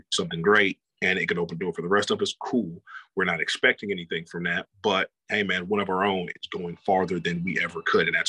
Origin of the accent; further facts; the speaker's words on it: Georgia, United States; I'm from Georgia, so I'm a big Georgia boy